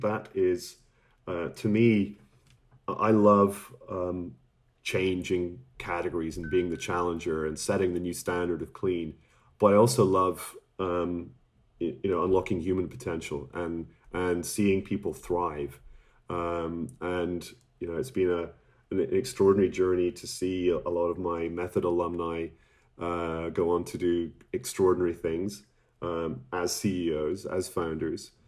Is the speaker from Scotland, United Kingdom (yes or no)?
yes; Scotland, United Kingdom; I'm from Scotland